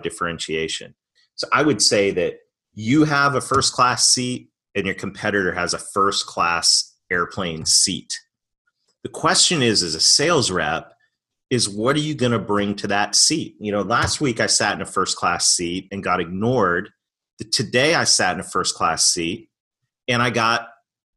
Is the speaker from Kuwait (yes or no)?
no; Canada; moved away; I'm Canadian